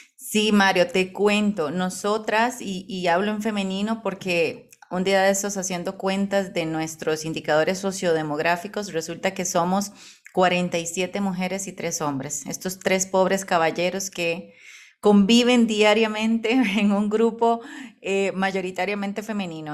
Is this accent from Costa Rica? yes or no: yes; Costa Rica; yo soy costarricense.